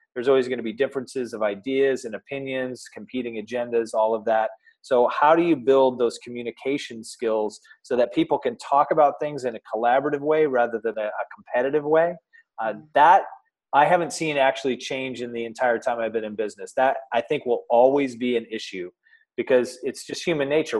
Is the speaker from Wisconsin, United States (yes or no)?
no; Michigan, United States; moved away as an adult; also born or lived in Oklahoma; now in Columbus, United States; I actually grew up in Michigan